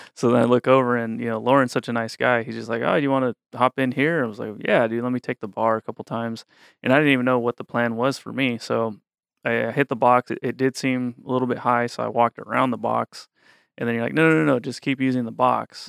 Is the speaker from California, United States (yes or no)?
yes; Woodland, California, United States; I grew up in Woodland, which is right down the street